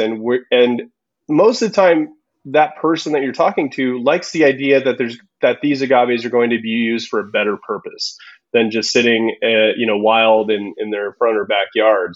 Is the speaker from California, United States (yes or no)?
yes; Southern California, United States; also born or lived in Zihuatanejo, Guerrero, Mexico; I grew up in Southern California